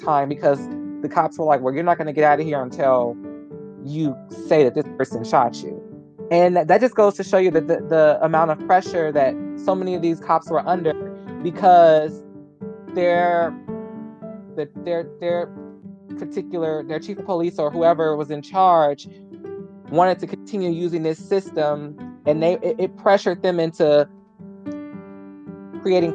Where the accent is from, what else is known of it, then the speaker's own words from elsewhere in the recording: United States; as an American